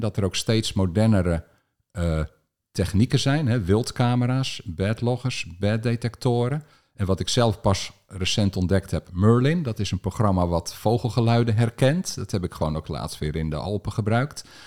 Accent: Alphen aan den Rijn, South Holland, Netherlands; Ik ben opgegroeid in Al van der Rijn, in een buitenwijk die, die toen eind jaren 60

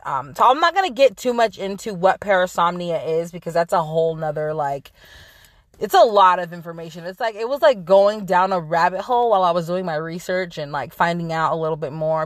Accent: Central Valley, California, United States; moved away; I'm originally from California, the Central Valley

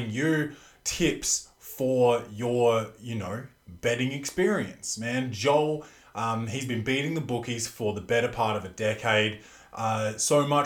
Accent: Australia; I'm Australian

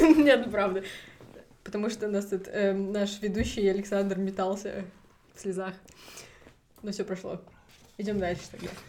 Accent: Kazakhstan; now in Germany; мы сами из Казахстана

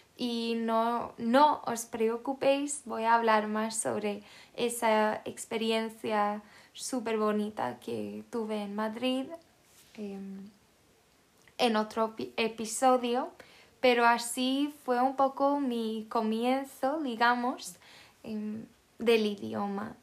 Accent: Sweden; Spanish is a second language; also born or lived in Netherlands (ancestry); no soy española ni latina, em, soy sueca.

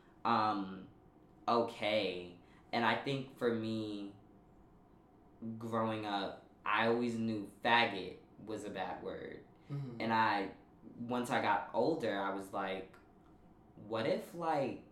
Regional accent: New York City, New York, United States; I grew up in Park Slope, which, for those of y'all who don't know, it's a very predominantly white neighborhood in Brooklyn

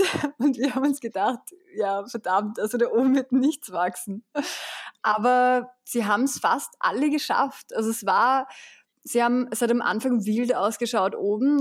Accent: Vienna, Austria; ich bin geboren und aufgewachsen in Wien

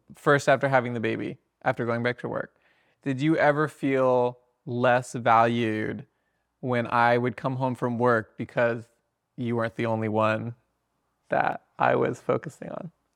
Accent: Sarasota, Florida, United States; moved away; also born or lived in Fort Lauderdale; I was born in Sarasota

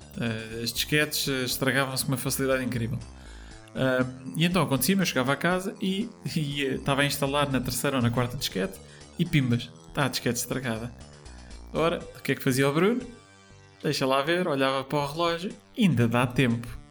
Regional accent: Póvoa de Santo Adrião, Lisbon, Portugal; sou nascido e criado basicamente na, na Pova de Santo Adrião, que é uma vila, uh, mesmo às portas de Lisboa

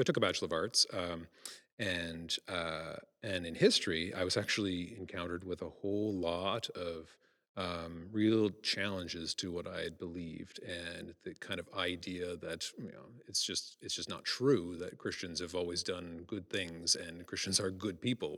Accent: Prince Edward Island, Canada; moved away; I get offered a Canada Research Fair at my hometown

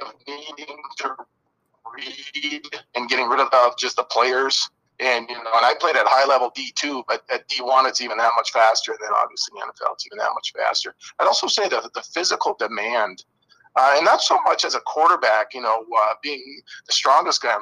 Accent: Iron Mountain, Michigan, United States; I grew up in Iron Mountain

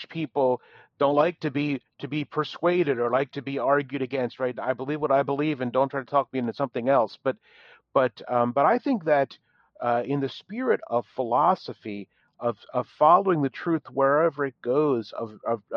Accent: Philadelphia, Pennsylvania, United States; now in Dallas, United States; I'm from the Philadelphia area, which means that we did vacations in New Jersey.

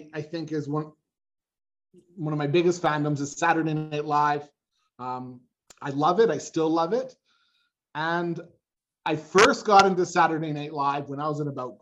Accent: Canada; I'm from Canada

